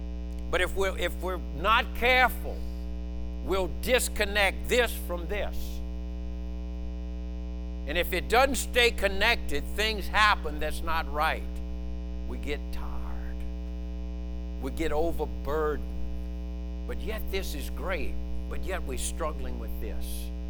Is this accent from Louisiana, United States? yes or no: yes; Louisiana, United States; I'm Cajun.